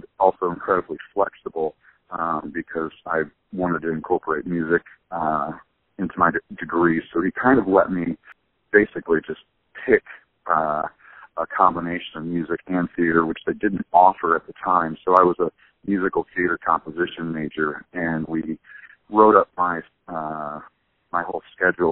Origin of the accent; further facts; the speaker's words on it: Charleston, Illinois, United States; also born or lived in Champaign-Urbana, Illinois; I'm from Charleston, Illinois, originally, where Eastern Illinois University is